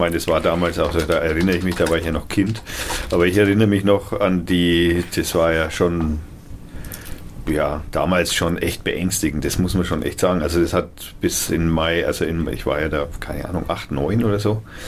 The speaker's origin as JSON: {"language": "German", "area": "Eggental", "region": "Bavaria", "country": "Germany", "said": "Ich komme von Eggental"}